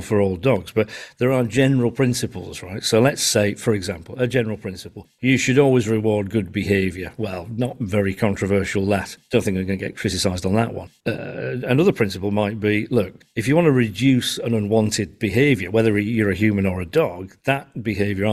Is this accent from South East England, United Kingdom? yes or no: no; Yorkshire and the Humber, United Kingdom; I'm a Yorkshireman, right? And we're famous for having an opinion on everything